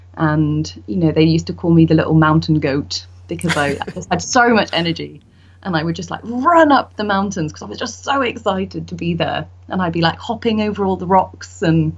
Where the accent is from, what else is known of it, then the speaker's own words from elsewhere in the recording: Scotland, United Kingdom; also born or lived in Indonesia / Norway; And then when I was younger, I grew up in Scotland, Indonesia and Norway.